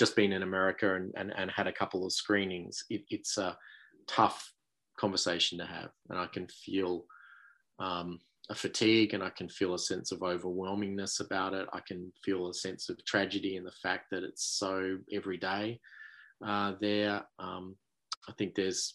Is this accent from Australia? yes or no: yes; Australia; being an Australian